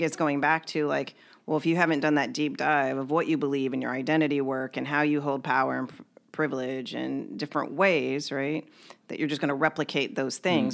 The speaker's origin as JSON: {"language": "English", "region": "Kentucky", "country": "United States", "tie": "born or raised there", "said": "I was born and raised in Kentucky, and it was a predominantly white area that I grew up in."}